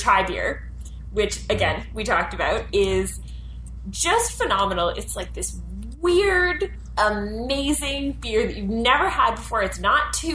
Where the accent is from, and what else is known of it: Ottawa, Ontario, Canada; born or raised there